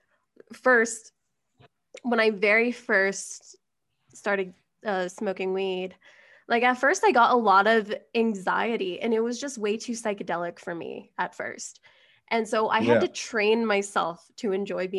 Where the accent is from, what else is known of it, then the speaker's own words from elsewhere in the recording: Colorado, United States; also born or lived in Vancouver, British Columbia; I'm from Colorado